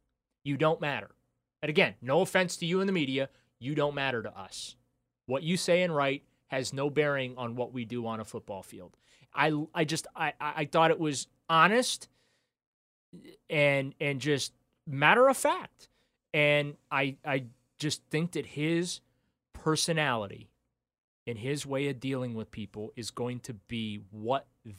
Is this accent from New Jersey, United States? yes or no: no; New Orleans, Louisiana, United States; I was born in New Orleans